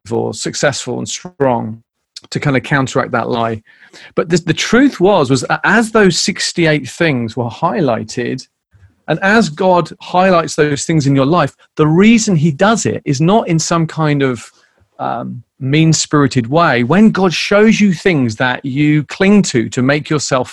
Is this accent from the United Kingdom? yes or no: yes; United Kingdom; being British